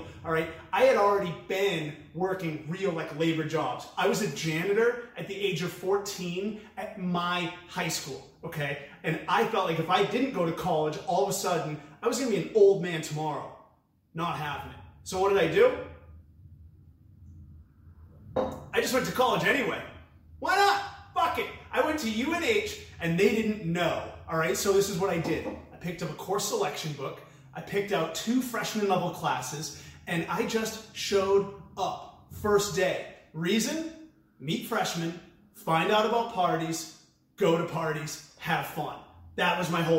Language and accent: English; New Hampshire, United States; I was born and raised in New Hampshire